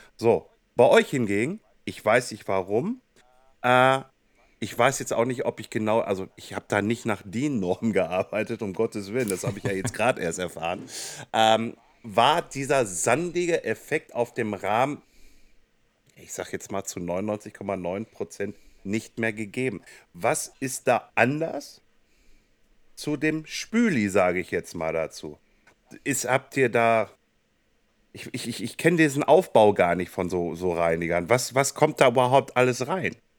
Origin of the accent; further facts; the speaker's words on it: Kassel, Hesse, Germany; meine Heimatstadt Kassel-Brauxe